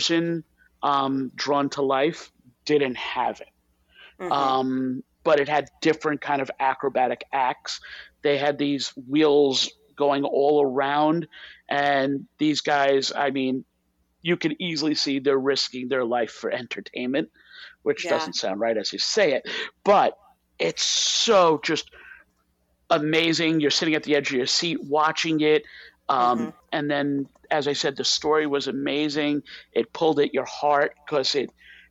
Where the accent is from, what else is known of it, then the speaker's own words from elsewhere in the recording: New York, United States; a New Yorker